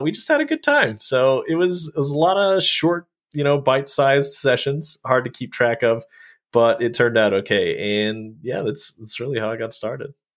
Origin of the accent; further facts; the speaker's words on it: Colorado, United States; now in Utah, United States; I grew up in Colorado